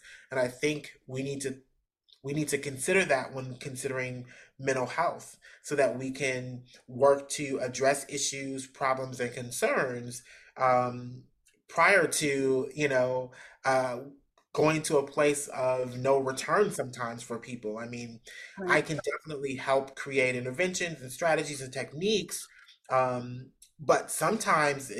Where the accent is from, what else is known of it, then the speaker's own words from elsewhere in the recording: Midwest, United States; also born or lived in West Coast; now in Georgia, United States; I'm from the Midwest, so I've sort of been around